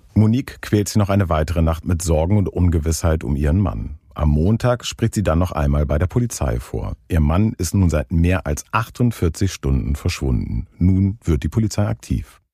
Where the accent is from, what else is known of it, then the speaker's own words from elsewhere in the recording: Northern Germany, Germany; Ich als Norddeutscher